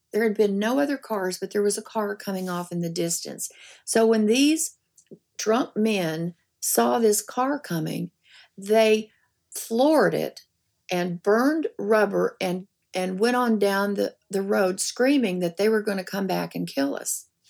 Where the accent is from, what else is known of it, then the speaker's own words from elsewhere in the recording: the Ozarks, United States; moved away; I grew up in the Ozarks